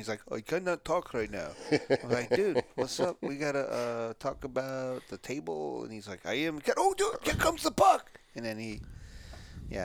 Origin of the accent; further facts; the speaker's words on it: Michigan, United States; Because we're from Michigan.